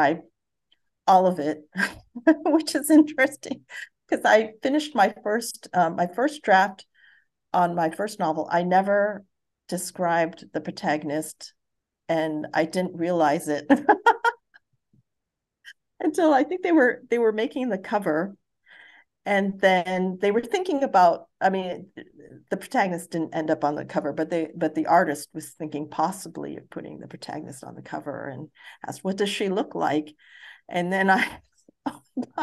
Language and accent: English; Hawaii, United States; also born or lived in Missouri / Japan / Guam; I grew up in Hawaii